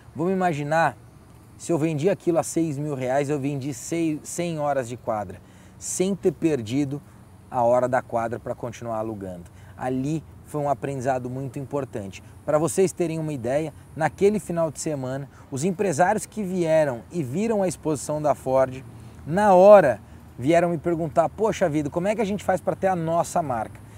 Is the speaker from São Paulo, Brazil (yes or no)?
yes; Guarulhos, São Paulo, Brazil; moved away; eu voltei para o Brasil e na cidade de Guarulhos, de onde eu sou